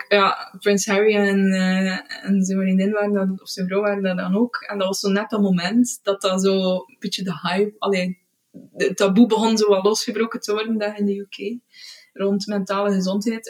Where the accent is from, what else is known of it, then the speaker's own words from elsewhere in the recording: Beselare, Flanders, Belgium; moved away as an adult; now in Izegem, Belgium; En ik ben afkomstig uit Beeselaren, het, het Heksendorp